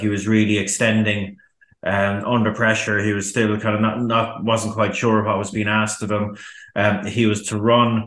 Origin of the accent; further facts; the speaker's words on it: Ireland; as an Irishman